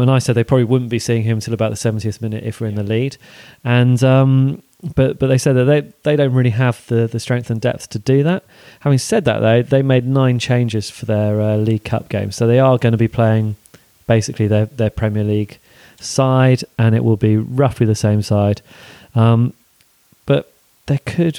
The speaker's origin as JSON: {"language": "English", "town": "Bath", "region": "South West England", "country": "United Kingdom", "tie": "born or raised there", "said": "When I was growing up, I grew up in Bath."}